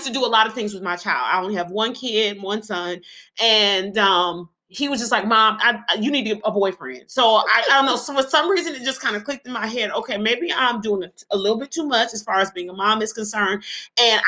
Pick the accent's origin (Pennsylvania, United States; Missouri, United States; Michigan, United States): Michigan, United States; Detroit; moved away as an adult; now in Atlanta, United States; I am from Detroit, Michigan.